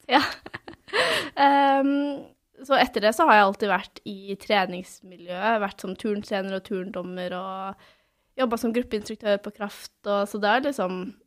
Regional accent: Svelvik, Buskerud, Norway; jeg er fra Svelvik, eller Svelvik, da, som vi kaller det sørpå. Som en halvtime utenfor Drammen.

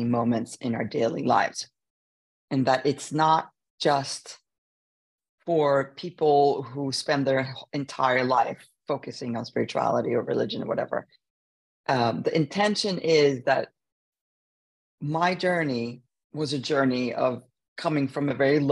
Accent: Sweden; moved away; We grew up in Sweden

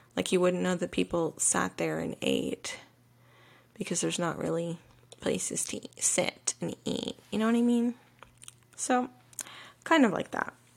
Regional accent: the South, United States; moved away; a woman who was born and raised in the South

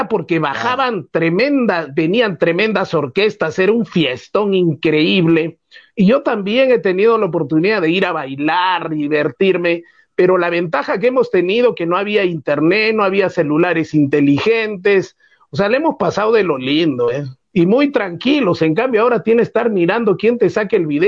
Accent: Socabaya, Arequipa, Peru; also born or lived in Mollendo; Mi padre en la tercera cuadra de la calle Comercio vivía, y yo también ah, soy de Socabaya

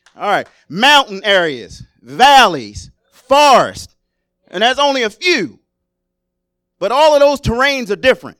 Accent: Maryland, United States; moved away as an adult; I was born and raised in Maryland

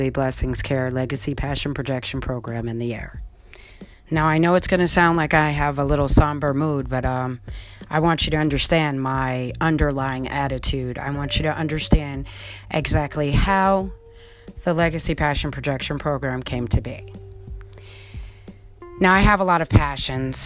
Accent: Colonie, New York, United States; also born or lived in Albany, New York; I was born in Albany, New York, grew up in the suburbs of Colony, New York

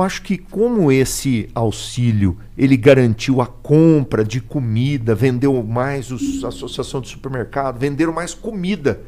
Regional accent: Aquidauana, Mato Grosso do Sul, Brazil; now in Campo Grande, Brazil; eu sou de aqui da Uana, moro em Campo Grande, mas tenho família

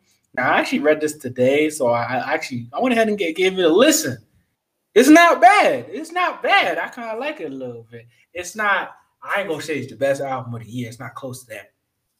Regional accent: United States; I'm American.

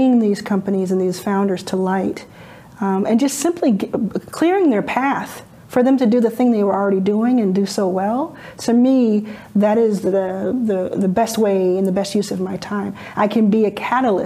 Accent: Dallas, Texas, United States; moved away; also born or lived in Jackson, Mississippi; I grew up in Dallas, Texas.

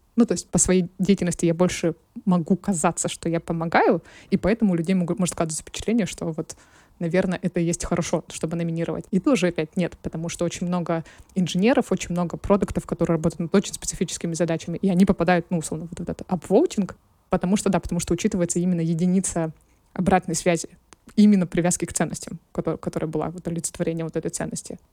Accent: Krasnoyarsk, Krasnoyarsk Krai, Russia; now in Moscow, Russia; я выросла в Красноярске.

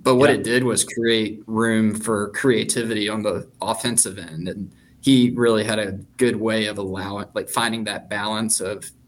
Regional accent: Greensboro, North Carolina, United States; moved away; also born or lived in Houston; I grew up in the Greensboro soccer club system

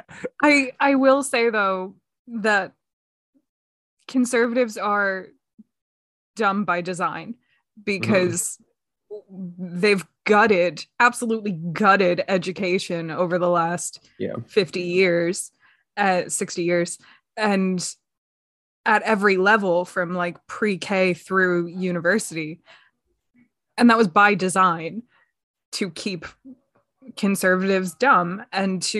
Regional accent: just outside of Philadelphia, Pennsylvania, United States; I grew up just outside of Philadelphia

